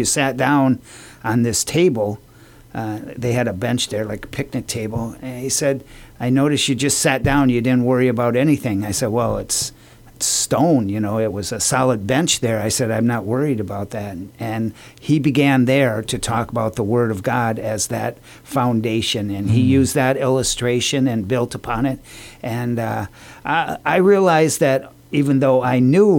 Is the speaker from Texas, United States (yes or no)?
no; Janesville, Wisconsin, United States; now in Guam; I was born and raised in Janesville, Wisconsin